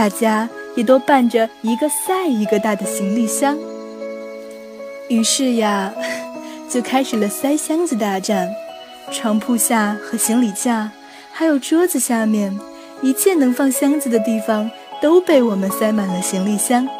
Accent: Yining, Xinjiang, China; moved away as an adult; now in Nanjing, China; 我的家乡在祖国版图的最西边，我来自新疆伊犁。从前不知道家乡之远

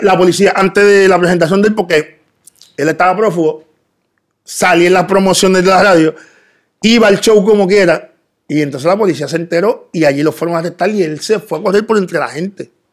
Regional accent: Bayamón, Puerto Rico; also born or lived in Dominican Republic; Yo nací en República Dominicana. Eh, me crié en Bayamón. desde bien niño vine a Puerto Rico. Y me crié en Bayamón, en los barrios de Bayamón, toda mi vida

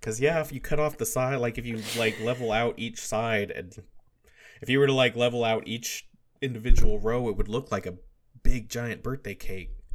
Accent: United States; we're American

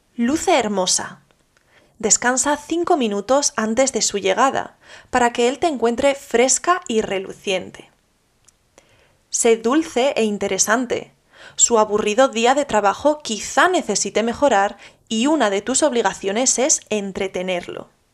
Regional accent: Spain

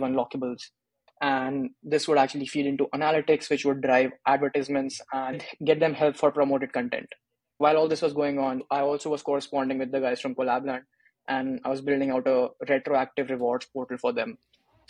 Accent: India; I'm from India, did my engineering from India as well.

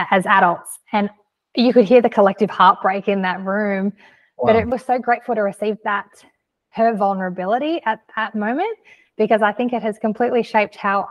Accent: Australia; I'm from Australia.

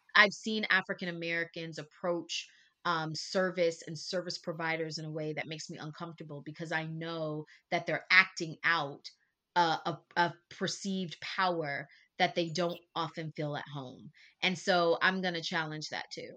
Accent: Texas, United States; now in Mexico; I'm also a Texan

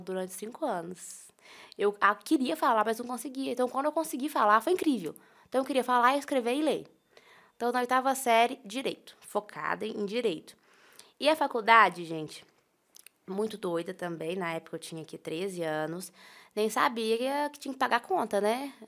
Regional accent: Itaúna, Minas Gerais, Brazil; sou natural de Itaúna.

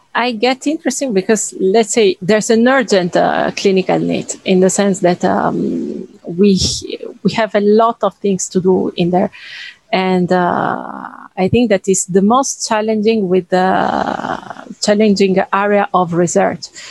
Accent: Italy; moved away as an adult; now in France; I'm from Italy.

